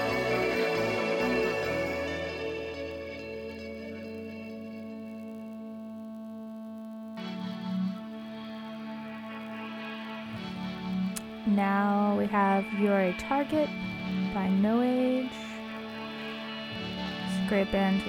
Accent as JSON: {"language": "English", "town": "Santa Maria", "region": "California", "country": "United States", "tie": "born or raised there", "moved": "yes", "lives_now": "San Francisco Bay Area, United States", "said": "I was in Santa Maria, which is where I'm from"}